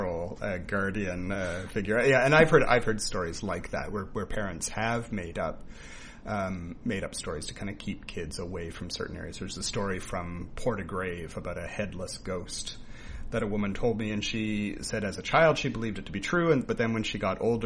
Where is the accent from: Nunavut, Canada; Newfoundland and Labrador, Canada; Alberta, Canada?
Newfoundland and Labrador, Canada; our traditions here in Newfoundland are not necessarily Irish